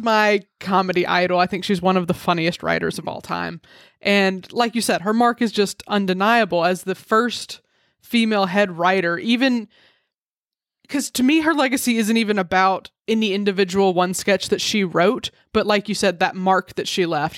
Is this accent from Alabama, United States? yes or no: yes; Alabama, United States; I grew up in Alabama